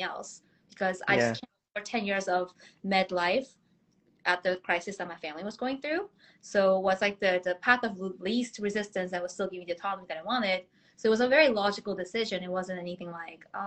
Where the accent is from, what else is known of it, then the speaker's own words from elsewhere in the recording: Boston, Massachusetts, United States; also born or lived in South Korea; now in New York City, United States; moved to the States when I was 12, grew up in Boston for 19 years